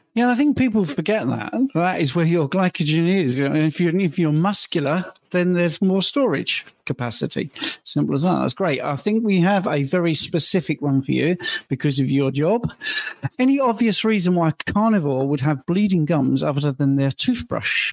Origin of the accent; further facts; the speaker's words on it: United Kingdom; I'm British